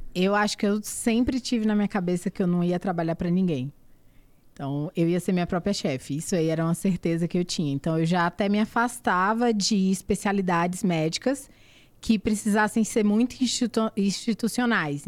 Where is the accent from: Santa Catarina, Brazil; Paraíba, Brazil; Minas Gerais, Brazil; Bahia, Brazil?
Bahia, Brazil; Barreiras; moved away as an adult; also born or lived in Salvador / Alagoas; now in São Paulo, Brazil; eu sou baiana, né? Eu nasci e fui criada no interior da Bahia, na cidade chamada Barreiras.